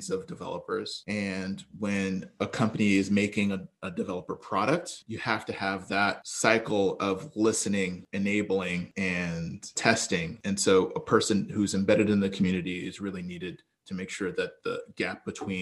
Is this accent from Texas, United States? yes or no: yes; Texas, United States; also born or lived in Brooklyn, New York; We quickly migrated to Texas where it was warmer, and that's where I grew up and went to school